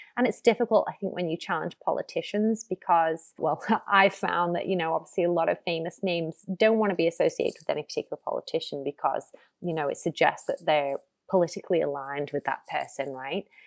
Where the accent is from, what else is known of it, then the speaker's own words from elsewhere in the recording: Ormskirk, North West England, United Kingdom; I grew up in Lancashire on the edge of Merseyside. So, the closest big city is Liverpool, about 30 minutes away. But yeah, in a, in a, in a small market village called Ormskirk